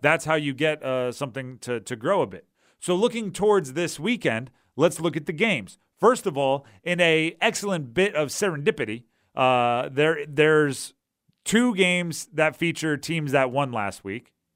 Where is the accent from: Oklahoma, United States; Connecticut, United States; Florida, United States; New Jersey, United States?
New Jersey, United States; moved away; when I grew up in New Jersey